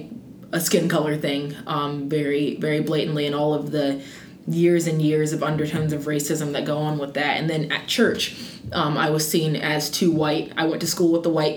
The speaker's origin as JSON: {"language": "English", "town": "Wichita", "region": "Kansas", "country": "United States", "tie": "born or raised there", "moved": "yes", "lives_now": "North Carolina, United States", "said": "growing up in Wichita, Kansas, just a very white world"}